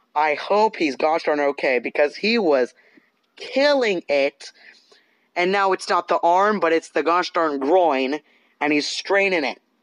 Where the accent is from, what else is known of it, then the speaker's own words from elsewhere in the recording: Canada; now in Southern California, United States; I'm I'm Canadian and we live in Southern California.